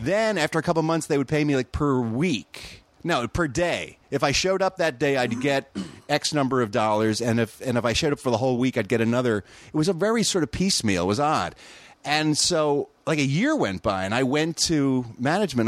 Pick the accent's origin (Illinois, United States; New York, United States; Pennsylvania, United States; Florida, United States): Pennsylvania, United States; Philadelphia; moved away as an adult; now in California, United States; I grew up in Philadelphia, Pennsylvania.